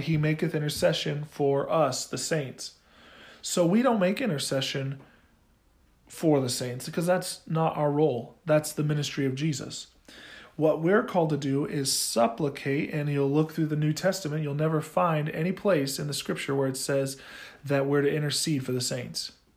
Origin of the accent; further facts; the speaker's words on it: Oklahoma, United States; I'm from Oklahoma